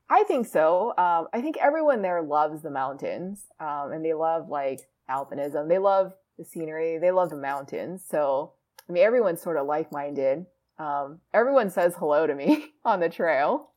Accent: Hawaii, United States; I'm from Hawaii

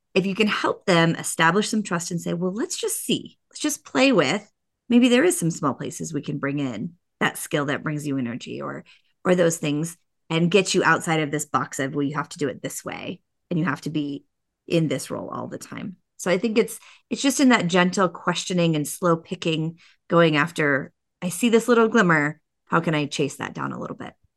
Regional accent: Boulder, Colorado, United States; moved away as an adult; I'm a Colorado native. There's not a lot of us that were born here, but I was born in Boulder, Colorado

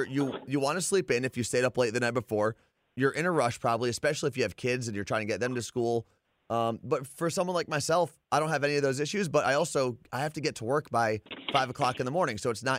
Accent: New Jersey, United States; First off, growing up in New Jersey, I mean, a bagel with cream cheese was like this staple.

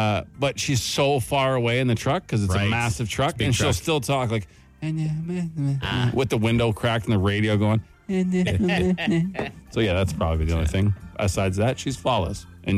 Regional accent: Canada; And I was born and raised in Canada.

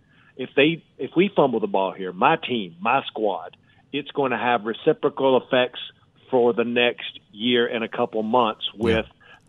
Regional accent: Texas, United States; accent: East Texas; going back to being a precinct chairman when I was 20 years old in East Texas, you know that from my accent.

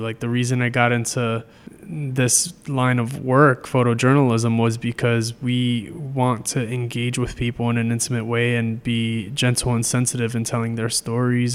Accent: New York City, New York, United States; moved away as an adult; also born or lived in Hunts Point, Bronx / Colby (college, Maine); now in Trenton, United States; growing up in the Bronx, I started taking the train to school when I was, like, twelve

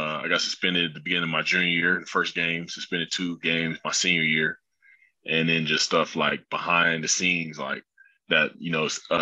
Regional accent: Acworth, Georgia, United States; I'm from Ackworth, Georgia. It's like 30 minutes north of Atlanta

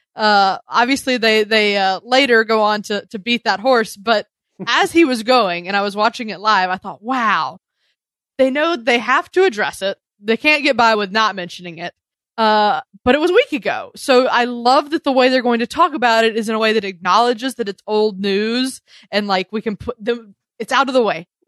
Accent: the South, United States; moved away; I'm from the South originally.

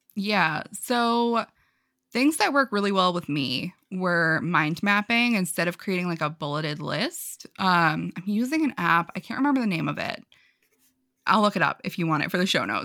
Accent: New York, United States; I'm from New York. I talk really fast sometimes.

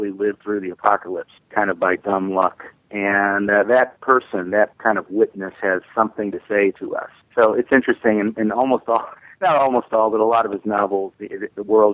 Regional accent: Indianapolis, Indiana, United States; I'm from Indianapolis

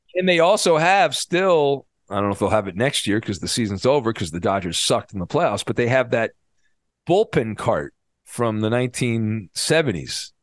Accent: Orange County, California, United States; I grew up in Orange County and I went to Disneyland a lot because I lived close to it

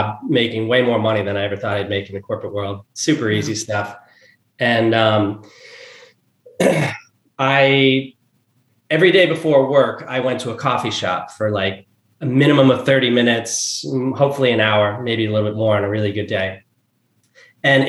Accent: New Jersey, United States; moved away; where we grew up in New Jersey

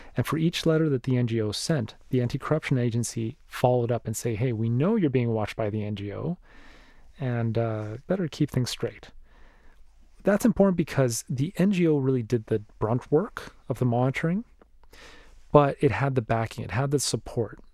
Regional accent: Mexico; moved away; my home country of Mexico

